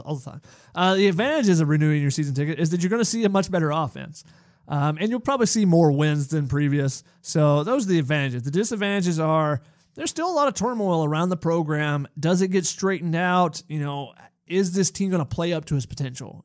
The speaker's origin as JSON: {"language": "English", "region": "Georgia", "country": "United States", "tie": "born or raised there", "said": "growing up in Georgia, watching the Georgia program"}